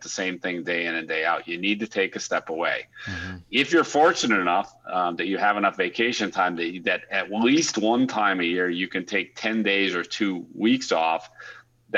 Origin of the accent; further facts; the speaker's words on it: United States; moved away as an adult; also born or lived in Europe / Australia; as an American